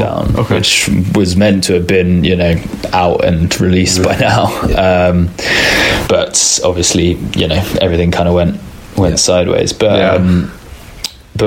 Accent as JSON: {"language": "English", "region": "England", "country": "United Kingdom", "said": "I'm English."}